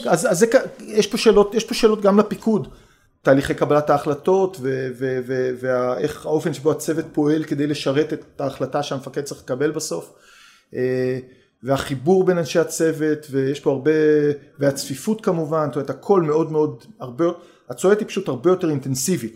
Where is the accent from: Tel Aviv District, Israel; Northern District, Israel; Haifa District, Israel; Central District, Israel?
Haifa District, Israel; Haifa; גדלתי בחיפה